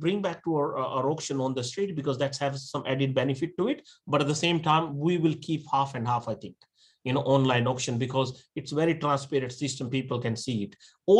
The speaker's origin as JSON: {"language": "English", "country": "Australia", "said": "I'm Australian, like a fully, you know, 100%."}